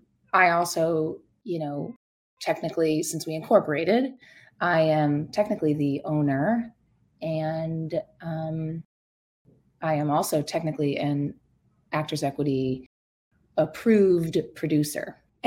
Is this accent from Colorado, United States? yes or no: no; Massachusetts, United States; now in New York, United States; I am from Massachusetts. I live here in New York. I work in New York.